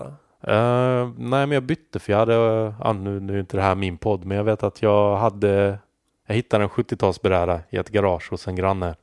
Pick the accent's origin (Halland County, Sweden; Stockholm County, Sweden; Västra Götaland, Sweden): Halland County, Sweden; Halmstad; vi bodde ju närmare Danmark, eftersom jag är från Halmstad.